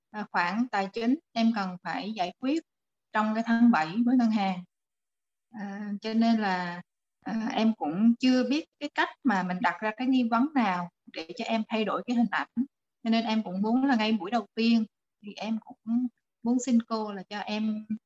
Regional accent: Da Nang, Vietnam; em đến từ Đà Nẵng

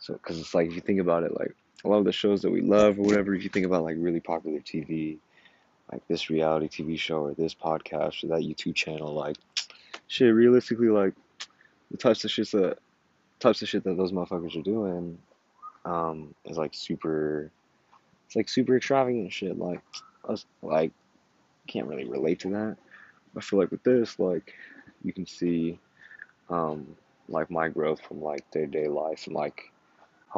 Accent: Yucaipa, California, United States; now in San Francisco, United States

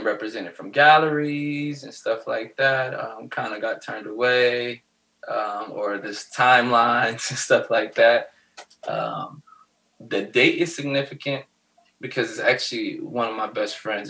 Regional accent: Cleveland, Ohio, United States; now in Columbus, United States; Growing up in Cleveland

